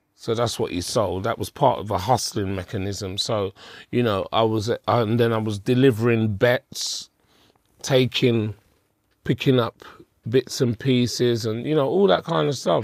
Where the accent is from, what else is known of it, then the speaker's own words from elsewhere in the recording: London, United Kingdom; I was born in Hackney